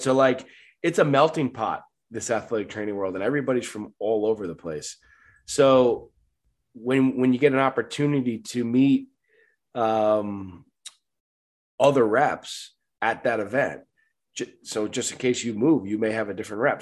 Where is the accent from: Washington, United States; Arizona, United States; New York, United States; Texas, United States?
New York, United States; Long Island; moved away; I'm from Long Island, New York